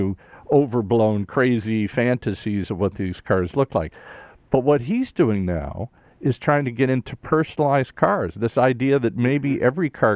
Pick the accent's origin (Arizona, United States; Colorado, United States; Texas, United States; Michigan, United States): Michigan, United States; Detroit; I was just a suburban kid growing up in Detroit.